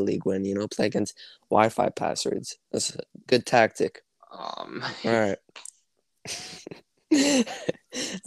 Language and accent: English; Canada; I play hockey, actually, because I'm from Canada